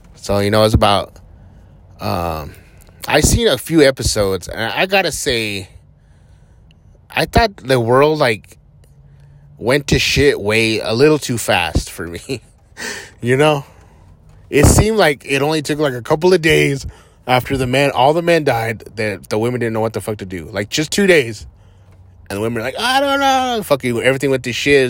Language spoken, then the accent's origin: English; Hatch, New Mexico, United States; moved away; I grew up in Hatch, New Mexico, which is super small.